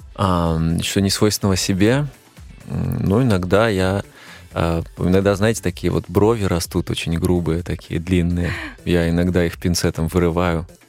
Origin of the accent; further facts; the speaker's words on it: Belarus; moved away as an adult; now in Moscow, Russia; именно у меня на родине